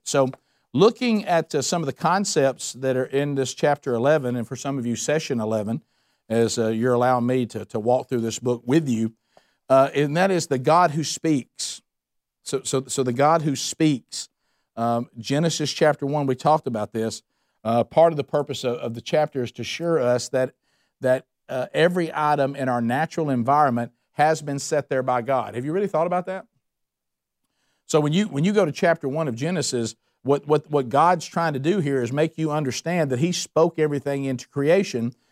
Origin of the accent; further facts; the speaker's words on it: the Bible Belt, United States; growing up in the Bible Belt